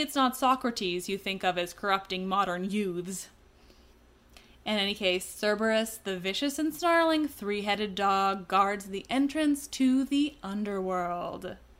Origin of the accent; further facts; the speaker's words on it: Canada; I'm Canadian